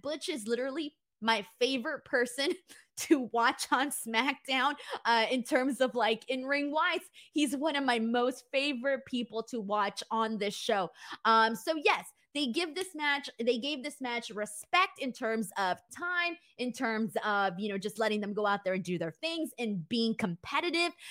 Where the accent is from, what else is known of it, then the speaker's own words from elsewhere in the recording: Los Angeles, California, United States; I'm from Los Angeles